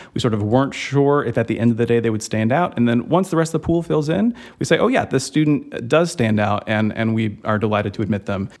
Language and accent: English; suburbs of Georgia, United States; I'm from the suburbs of Georgia